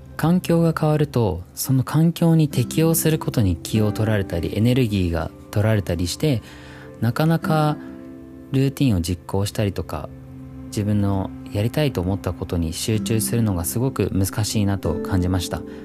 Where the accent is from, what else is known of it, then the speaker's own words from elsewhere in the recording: Christchurch, Canterbury, New Zealand; moved away as an adult; now in Japan; 僕実は自然豊かなニュージーランドという国で生まれ育って